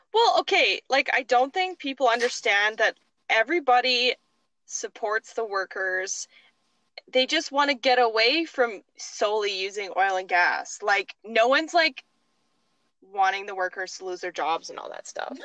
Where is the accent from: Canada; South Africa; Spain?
Canada; Tofield, Alberta; I am from Tofield, Alberta